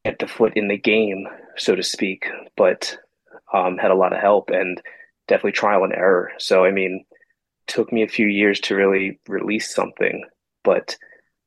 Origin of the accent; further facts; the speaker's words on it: Blackwood, New Jersey, United States; I am from South Jersey in Blackwood, New Jersey area